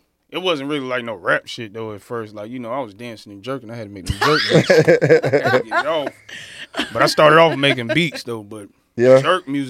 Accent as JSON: {"language": "English", "town": "Fayetteville", "region": "North Carolina", "country": "United States", "said": "Fayetteville, North Carolina."}